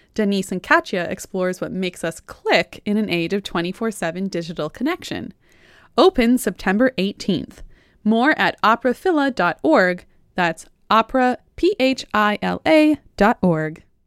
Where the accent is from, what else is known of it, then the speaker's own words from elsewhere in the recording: Toronto, Ontario, Canada; growing up in Toronto